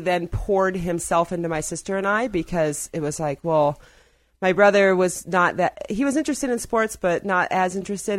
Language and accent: English; Ohio, United States; also born or lived in Black Hills; now in Ouray, United States; I'm from Ohio